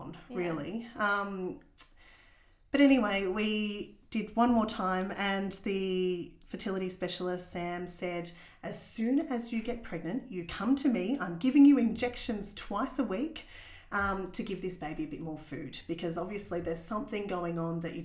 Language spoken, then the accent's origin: English; Warrnambool, Victoria, Australia; moved away as an adult; also born or lived in Lorne; now in Geelong, Australia; I grew up in Warrnambool